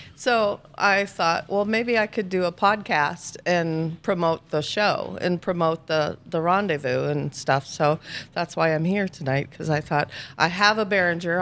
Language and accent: English; Minnesota, United States; I'm from Minnesota